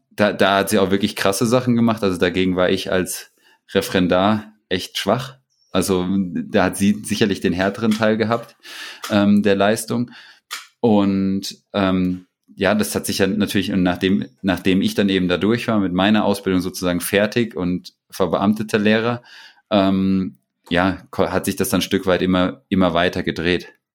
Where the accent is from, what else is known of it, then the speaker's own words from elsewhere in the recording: Butzbach, Hesse, Germany; hieß das in Butzbach, da wo ich herkomme